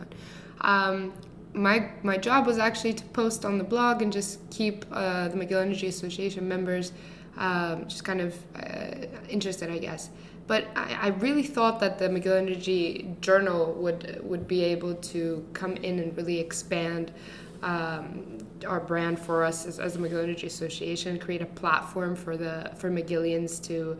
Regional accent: Greece; moved away; I grew up in Greece, which is a very small country in the southern part of Europe

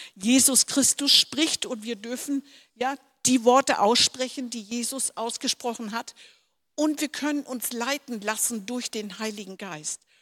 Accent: Denmark; moved away; wo ich, auf, wo ich aufgewachsen bin, hatten Missionare und das war in unserer Heimat aus Dänemark

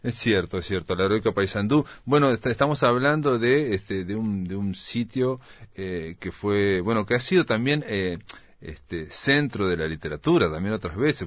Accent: Uruguay

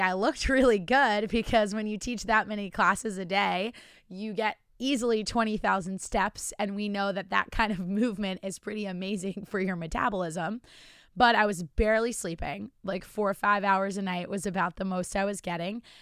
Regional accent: New Jersey, United States; moved away as an adult; also born or lived in Virginia / Charlotte, North Carolina; I'm from New Jersey and now live in New Jersey.

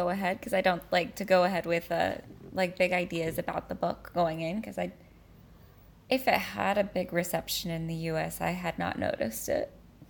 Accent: California, United States; I'm a Californian.

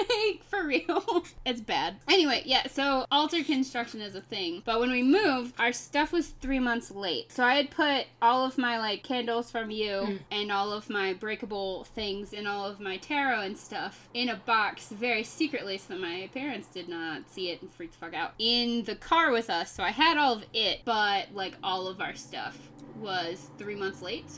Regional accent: the South, United States; accent: southern; I just hide my accent really well. If I drink a lot on this podcast at one point, you will find out just how southern I am.

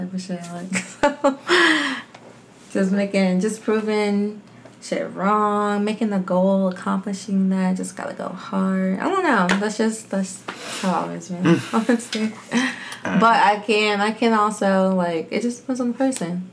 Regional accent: Newport News, Virginia, United States; I'm from Newport News, Virginia, born and raised.

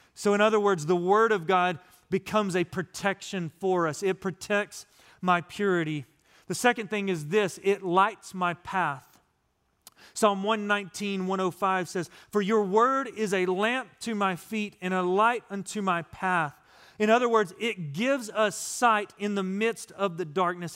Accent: West Texas, United States; also born or lived in Florida; now in East Texas, United States; growing up in West Texas in the desert, we didn't get this kind of rain

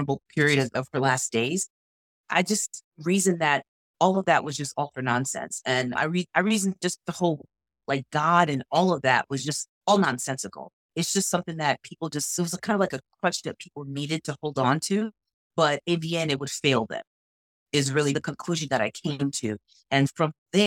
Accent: New York, United States; I grew up, born and raised in New York, grew up pretty much in church all the time

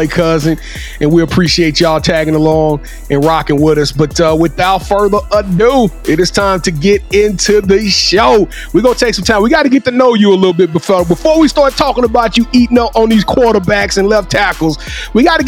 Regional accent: Louisiana, United States; I'm back home now. I'm from Louisiana. I'm from Louisiana.

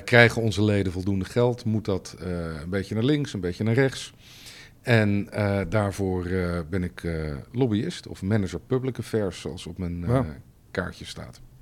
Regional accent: Leiden, South Holland, Netherlands; also born or lived in Amsterdam / Bellingwolde (family); ik ben geboren in Amsterdam in 1967. ik ben in Leiden opgegroeid

